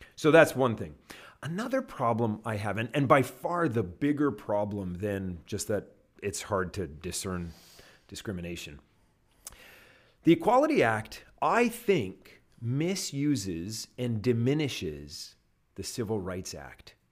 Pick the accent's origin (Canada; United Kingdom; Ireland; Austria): Canada; now in United States; I'm a Canadian